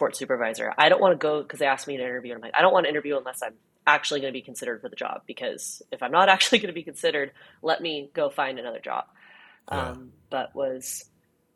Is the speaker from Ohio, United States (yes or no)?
no; Orange County, California, United States; moved away; I grew up in Orange County, so a water polo hotbed for sure